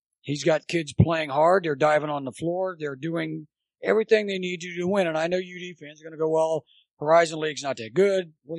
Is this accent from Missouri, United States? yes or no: no; Dayton, Ohio, United States; I grew up on Dayton